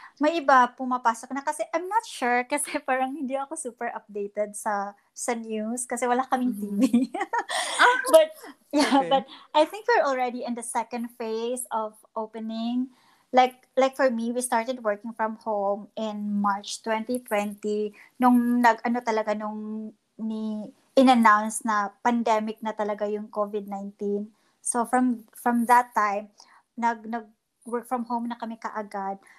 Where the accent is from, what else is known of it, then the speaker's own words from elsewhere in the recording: Bohol, Central Visayas, Philippines; moved away as an adult; also born or lived in Cebu; now in Toronto, Canada; so I'm a Boholano. I was born and I started in Bohol